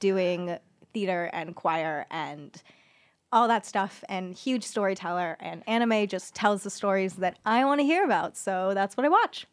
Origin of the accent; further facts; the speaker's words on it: Orange County, Southern California, United States; I am from Southern California. I am from Orange County